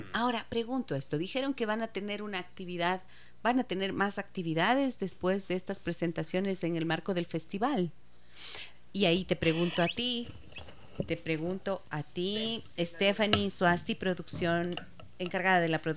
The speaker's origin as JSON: {"language": "Spanish", "town": "Ibarra", "region": "Imbabura", "country": "Ecuador", "said": "soy de Ibarra, no me no conozco."}